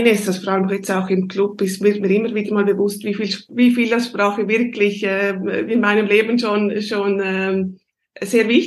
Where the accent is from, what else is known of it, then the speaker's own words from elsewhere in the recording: Switzerland; accent: Swiss German; first language Swiss German; moved away as an adult; now in Sweden; wie man es hört, bin ich ursprünglich aus der Schweiz.